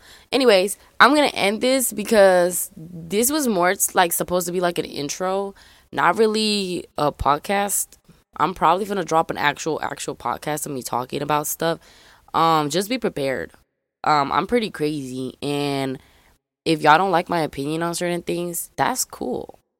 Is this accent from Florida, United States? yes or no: no; Memphis, Tennessee, United States; I forgot to tell y'all guys, I'm from Memphis, Tennessee. A lot of people don't believe that I'm from Memphis.